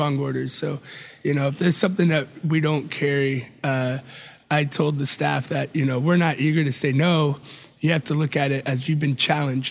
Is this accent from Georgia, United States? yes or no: yes; Atlanta, Georgia, United States; also born or lived in Charlotte, North Carolina / Spain; now in San Antonio, United States; Originally Atlanta, Georgia